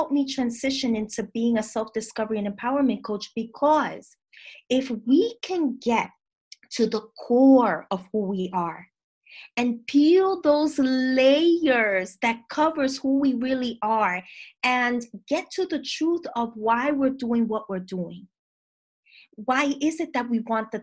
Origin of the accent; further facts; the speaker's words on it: New York City, New York, United States; I'm from the Bronx, from Dominican parents